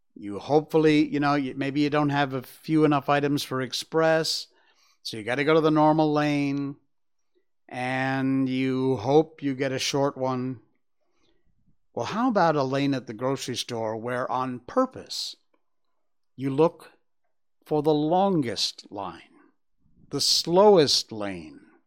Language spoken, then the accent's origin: English; Cornwall, Connecticut, United States; My hometown, Cornwall, Connecticut